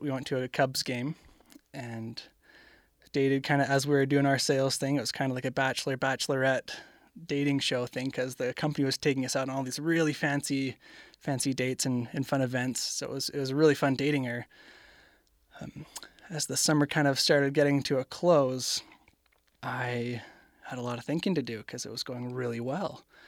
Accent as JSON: {"language": "English", "country": "Canada", "said": "I am from Canada"}